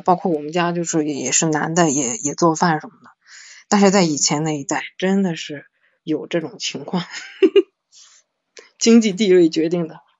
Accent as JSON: {"language": "Chinese", "region": "Shandong", "country": "China", "said": "因为我是山东的嘛，我们那边是，这种陋习，就是传统的陋习很多的"}